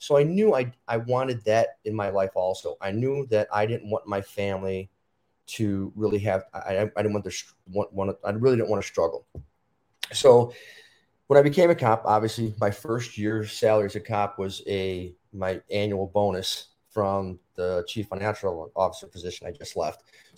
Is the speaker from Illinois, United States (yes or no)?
yes; Chicago, Illinois, United States; So, you know, I grew up in Chicago, went to school, got my master's, and ever since I was young, I always wanted to be a policeman.